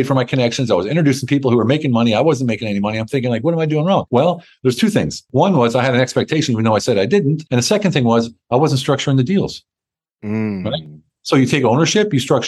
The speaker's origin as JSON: {"language": "English", "country": "United States", "also_born_or_lived": "Germany / Hungary", "moved": "as an adult", "lives_now": "Turkey", "said": "Been overseas for 30 years, so I don't know if I'm an American anymore"}